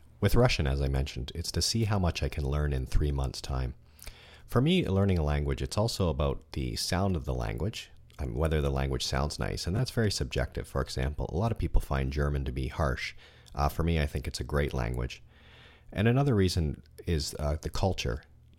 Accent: Toronto, Ontario, Canada; I'm from Toronto, Canada. It's a very cosmopolitan city with people from all over the world. There are a lot of languages spoken here, and it's a great city to live in if you like to learn and practice languages.

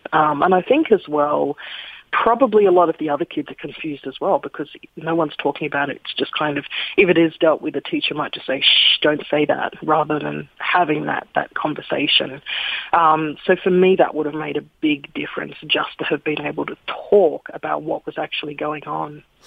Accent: Sydney, New South Wales, Australia; now in Melbourne, Australia; I grew up in Sydney's kind of white picket fence suburbs

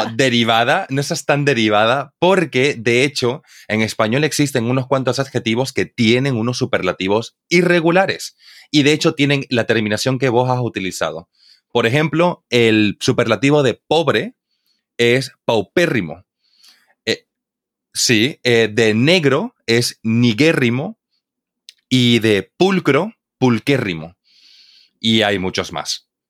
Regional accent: Santa Cruz de la Sierra, Santa Cruz, Bolivia; Santa Cruz, de la Sierra, de donde yo soy en Bolivia, tenemos unos diminutivos exclusivos de, nuestra, de nuestro dialecto

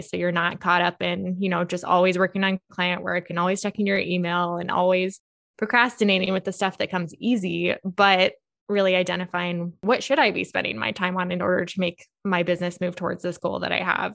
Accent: Monticello, United States; I grew up in Monticello

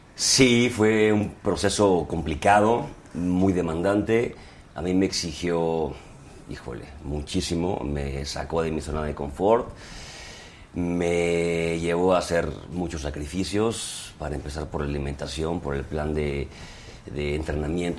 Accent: Guadalajara, Jalisco, Mexico; yo que soy de Guadalajara

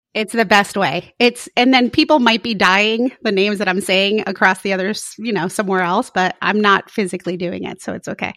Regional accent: Florida, United States; moved away as an adult; now in San Mateo, United States; I never realized I was from Florida until I moved to the West Coast

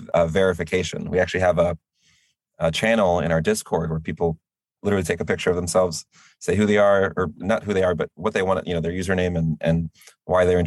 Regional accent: United States; I am an American

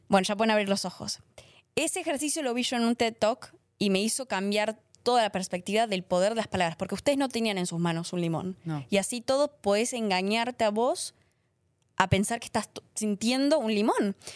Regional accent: Argentina; moved away; estaba en Argentina

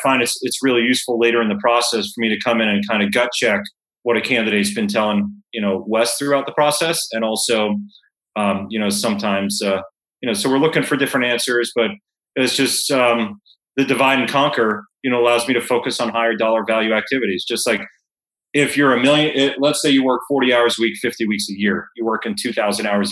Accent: Fort Lauderdale, Florida, United States; moved away; when I was growing up in Fort Lauderdale

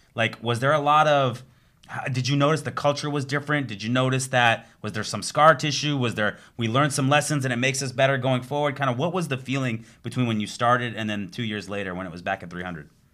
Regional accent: Southern California, United States; moved away as an adult; also born or lived in Arizona; now in Florida, United States; I grew up in Southern California

